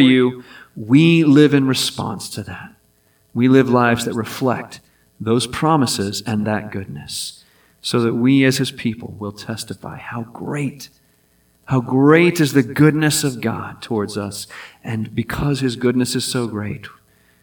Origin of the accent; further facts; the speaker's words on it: Hampton Roads, Virginia, United States; also born or lived in Pittsburgh, Pennsylvania; I was born in Pittsburgh, but I grew up on the peninsula, Hampton Roads area of Virginia.